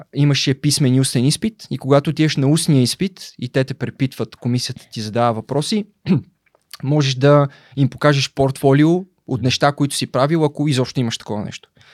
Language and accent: Bulgarian; Belitsa, Blagoevgrad Province, Bulgaria; also born or lived in Razlog; Роден съм в Разлог през 89-та. Първите 14 години от живота си съм прекарал в Белица